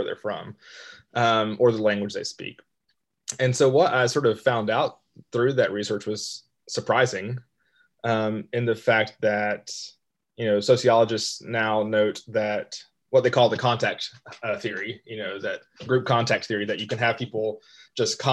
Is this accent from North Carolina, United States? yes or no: yes; Western North Carolina, United States; moved away as an adult; also born or lived in Ecuador / Chile; now in Rock Hill, United States; I grew up in Western North Carolina